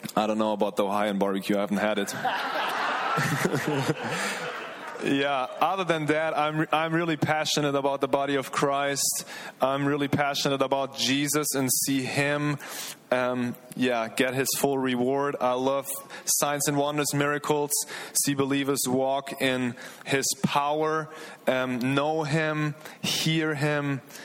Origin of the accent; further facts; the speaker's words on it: Germany; moved away as an adult; now in Redding, United States; from Germany, 28 years old.